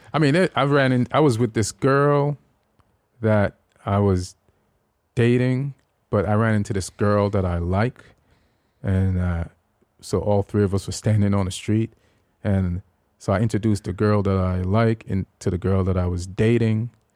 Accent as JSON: {"language": "English", "country": "Jamaica", "tie": "born or raised there", "also_born_or_lived": "England / New York", "moved": "yes", "lives_now": "United States", "said": "when I was growing up in Jamaica"}